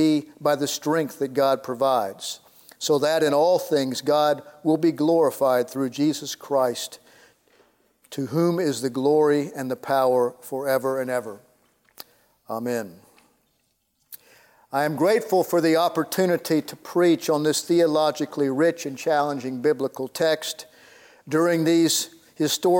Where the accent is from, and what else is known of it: Houston, Texas, United States; born or raised there